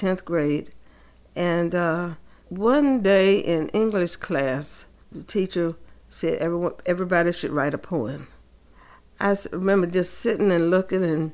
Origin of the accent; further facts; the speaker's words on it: Rocky Mount, North Carolina, United States; I grew up in Rocky Mount, North Carolina